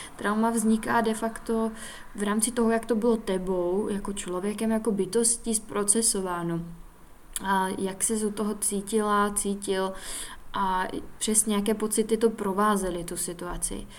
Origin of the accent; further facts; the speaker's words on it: Czechia; Studovala jsem tedy základku v Lučíně